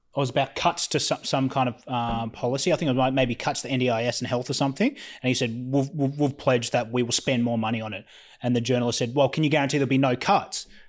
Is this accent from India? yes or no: no; Australia; as an Australian